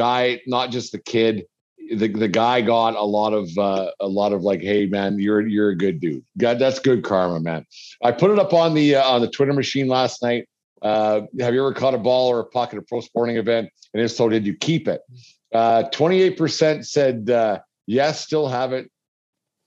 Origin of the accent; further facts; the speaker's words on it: Canada; I'm from Canada